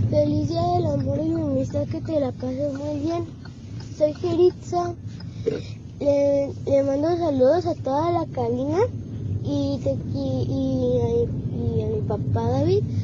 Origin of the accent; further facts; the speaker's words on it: Guadalajara, Jalisco, Mexico; Hola, abuelo … de Guadalajara y le quiero mandar saludos a ti, a Ufi, a Cochelito